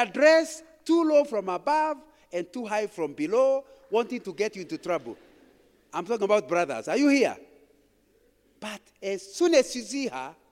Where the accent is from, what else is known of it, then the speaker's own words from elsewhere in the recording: Kikuyuland, Central Kenya, Kenya; When I was growing up in Kikuyuland, if you came to my village in the late 1950s